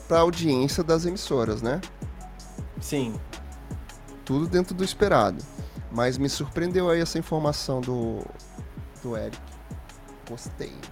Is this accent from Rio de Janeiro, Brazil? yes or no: yes; Rio de Janeiro, Brazil; moved away; also born or lived in Guarujá, São Paulo; Eu sou carioca, da Gema, do Meyer, inclusive.